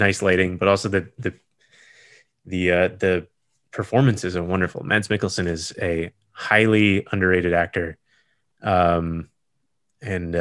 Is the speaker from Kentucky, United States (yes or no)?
no; Wisconsin, United States; growing up in Wisconsin